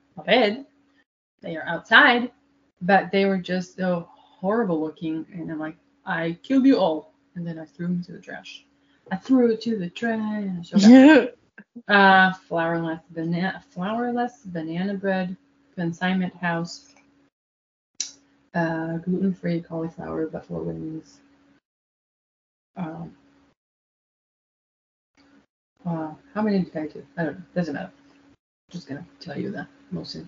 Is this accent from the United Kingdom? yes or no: no; Israel; I'm from Israel.